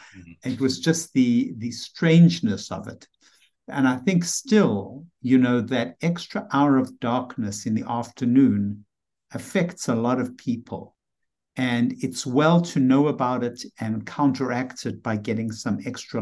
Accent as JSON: {"language": "English", "country": "South Africa", "moved": "as an adult", "lives_now": "New York City, United States", "said": "And I remember I came from South Africa to New York City."}